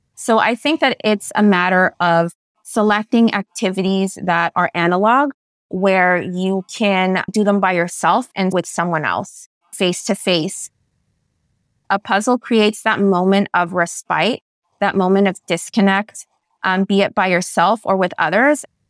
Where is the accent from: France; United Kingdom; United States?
United States; San Francisco, California; first language Spanish; English is a second language; Growing up in San Francisco, which is where I was born, was an incredibly culturally enriching experience